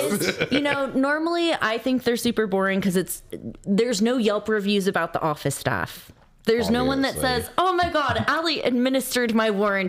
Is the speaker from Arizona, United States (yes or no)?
no; Southern California, United States; accent: Southern California; I'm from Southern California.